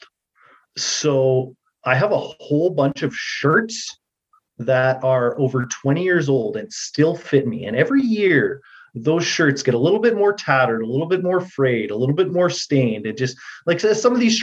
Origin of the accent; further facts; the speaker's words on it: Edmonton, Alberta, Canada; that's where I was born, so it's my hometown.